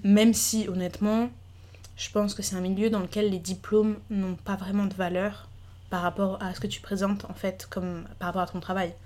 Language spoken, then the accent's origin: French; Paris, Île-de-France, France; moved away; je voulais absolument revenir à Paris puisque j'ai grandi à Paris, puis dans le sud